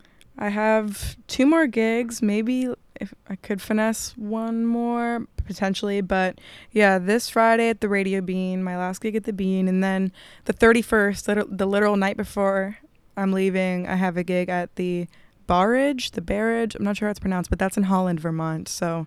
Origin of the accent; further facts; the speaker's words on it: Italy; born there; I was born in Italy, and my dad lives in Italy, so I have EU citizenship.